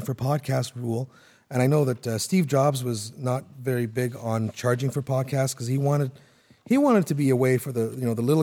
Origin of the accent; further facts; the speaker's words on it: Canada; also born or lived in Toronto; I'm Canadian.